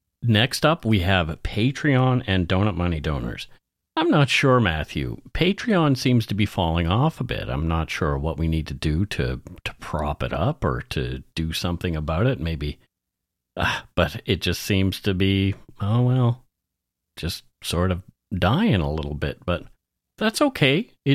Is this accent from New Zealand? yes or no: no; Nova Scotia, Canada; accent: Nova Scotia; My Nova Scotia accent changed over the years, too.